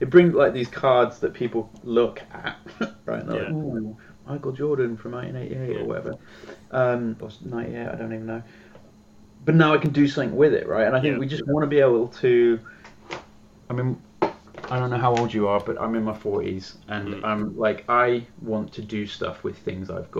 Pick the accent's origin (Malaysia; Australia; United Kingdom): United Kingdom; being a Brit